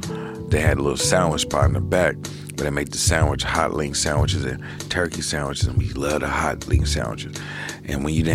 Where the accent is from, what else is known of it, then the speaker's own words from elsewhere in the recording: Oakland, California, United States; Then you got us in the flatlands in East Oakland.